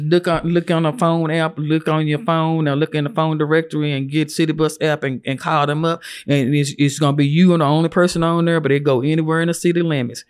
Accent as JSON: {"language": "English", "town": "Lubbock", "region": "Texas", "country": "United States", "tie": "born or raised there", "also_born_or_lived": "Phoenix, Arizona", "moved": "as an adult", "said": "I grew up in Lubbock."}